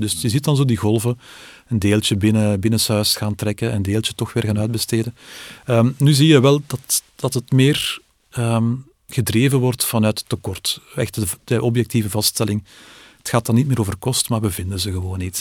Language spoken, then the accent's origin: Dutch; Belgium